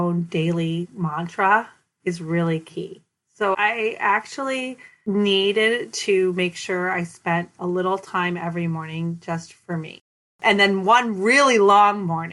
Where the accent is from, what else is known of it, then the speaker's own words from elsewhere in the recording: Minneapolis, Minnesota, United States; now in Oakland, United States; I grew up in South Minneapolis. I went to South High